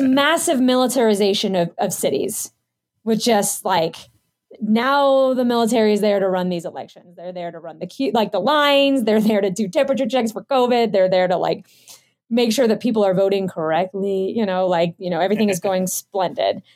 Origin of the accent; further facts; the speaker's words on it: United States; I'm a Filipino American